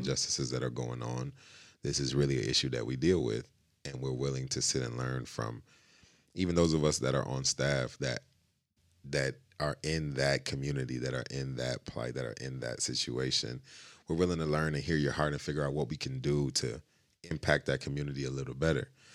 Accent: Grand Rapids, Michigan, United States; growing up in Grand Rapids

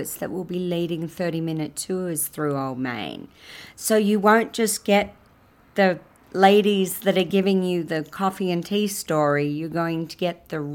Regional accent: Australia; now in San Marcos, United States; I am Australian

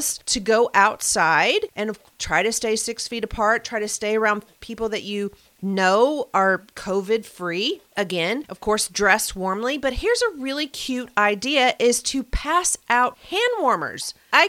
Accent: the South, United States; I don't know if it's because I'm from the South or what

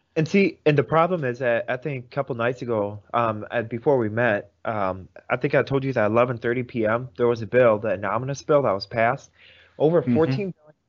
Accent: Vladikavkaz, North Ossetia–Alania, Russia; now in United States; I was born in Vladikavkaz, Russia, which is about um, 500 miles away from Sochi.

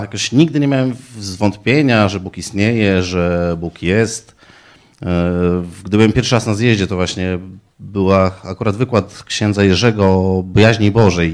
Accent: Poland; Pochodzę z malutkiej wioski, e, prowadzę gospodarstwo rolne.

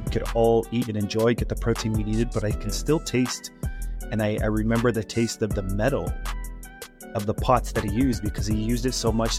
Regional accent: Utah, United States; Born and raised here in good old Utah

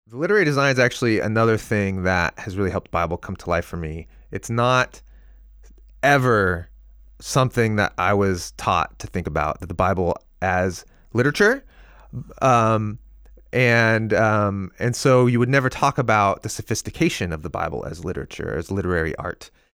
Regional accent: Seattle, Washington, United States; now in Portland, United States; I grew up here in the Northwest, in the uh, Seattle area, and I live in Portland now

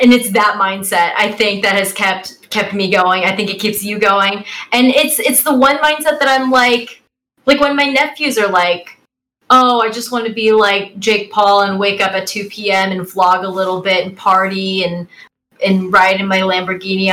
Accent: Bay Area, California, United States; I'm from the Bay Area

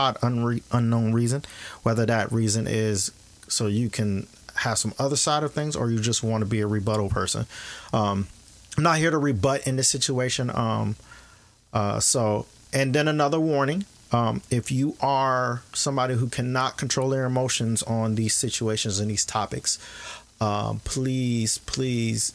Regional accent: Kenosha, Wisconsin, United States; Kenosha is my hometown. I went to high school there.

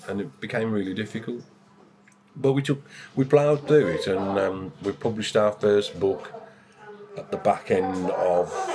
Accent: West Midlands, United Kingdom; now in East Midlands, United Kingdom; I'm from the West Midlands, as the accent might slightly give away.

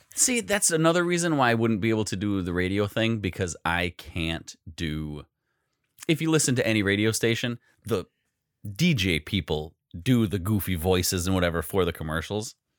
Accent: Wisconsin, United States

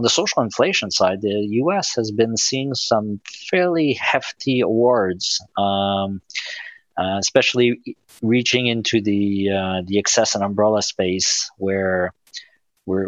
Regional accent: Quebec City, Quebec, Canada; moved away; I'm from Quebec City.

